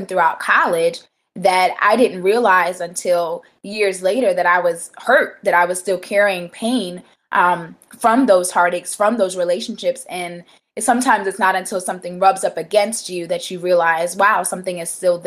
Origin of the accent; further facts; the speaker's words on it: Atlanta, Georgia, United States; also born or lived in The Bronx, New York; I was born in the Bronx, but raised in Atlanta.